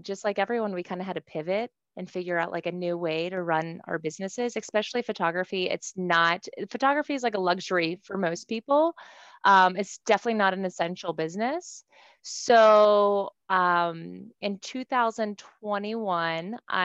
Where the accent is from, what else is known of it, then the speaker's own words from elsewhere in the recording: Cumberland, Maryland, United States; I was born in Cumberland, Maryland